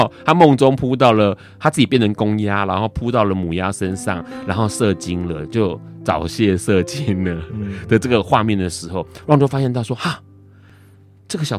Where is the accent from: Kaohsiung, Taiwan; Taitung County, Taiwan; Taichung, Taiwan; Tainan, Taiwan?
Tainan, Taiwan; 我不是高雄人，我是台南人。